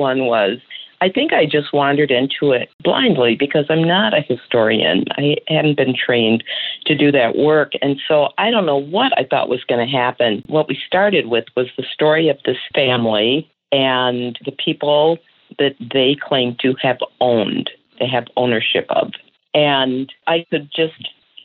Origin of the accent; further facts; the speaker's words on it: Connecticut, United States; moved away; also born or lived in Midwest; as a child of the North, I grew up in Connecticut and then my family moved to the Midwest.